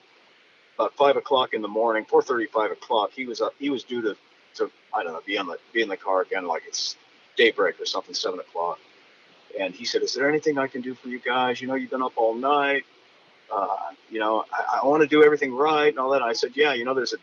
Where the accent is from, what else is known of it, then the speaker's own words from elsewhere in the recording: United States; as an American